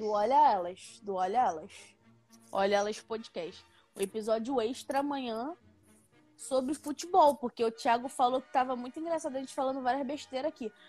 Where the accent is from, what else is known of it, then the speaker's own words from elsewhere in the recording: Paracambi, Rio de Janeiro, Brazil; Eu sou do município. Eu nasci no município de Paracambi